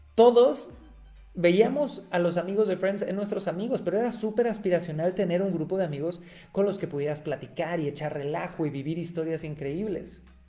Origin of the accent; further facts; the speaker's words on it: Cancún, Quintana Roo, Mexico; yo nací en Cancún, México